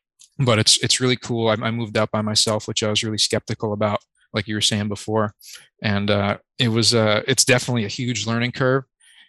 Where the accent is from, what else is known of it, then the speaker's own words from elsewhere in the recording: Poughkeepsie, New York, United States; also born or lived in Mahopac / Carmel / Millbrook; I'm from Poughkeepsie, New York, but kind of moved a lot of places in the Hudson Valley. Kind of tumultuous kind of upbringing. I lived in Mayapak, Carmel, Millbrook, New York, but circled around, and I've lived in Poughkeepsie for the past 10 years